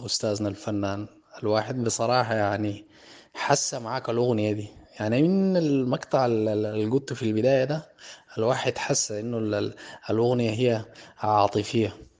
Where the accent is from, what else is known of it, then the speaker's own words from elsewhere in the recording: Sudan; عندنا في السودان